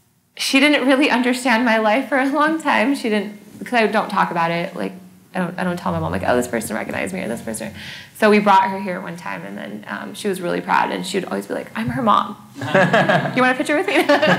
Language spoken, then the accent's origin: English; California, United States; also born or lived in Malaysia; so I'm from Malaysia. Okay. And then I was brought up and raised in California.